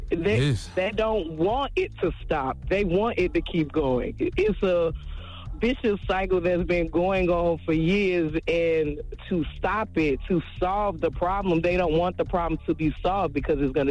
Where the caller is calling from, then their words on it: Jacksonville, Florida, United States; I'm calling from Jacksonville.